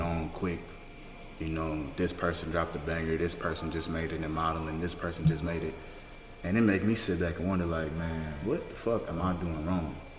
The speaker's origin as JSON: {"language": "English", "region": "Louisiana", "country": "United States", "tie": "born or raised there", "moved": "yes", "said": "my hometown in Louisiana"}